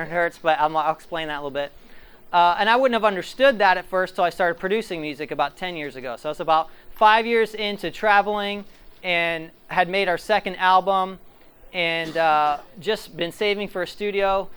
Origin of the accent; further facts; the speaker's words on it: Ohio, United States; Ohio is my hometown.